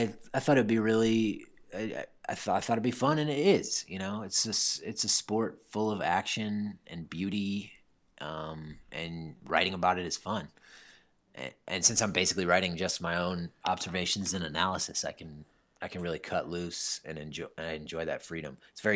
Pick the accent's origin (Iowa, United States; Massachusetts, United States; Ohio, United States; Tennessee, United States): Iowa, United States; I grew up in Eastern Iowa, 3 hours straight west of Chicago, played soccer my whole life